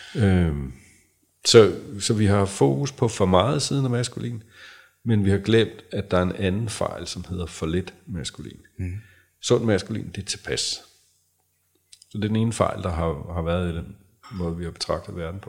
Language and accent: Danish; Græsted, Capital Region of Denmark, Denmark; nu er jeg jo fra Græsted, mm. øh, og den yngste af fire, det var dengang, der boede 700 mennesker, øh, da jeg blev født i Græsted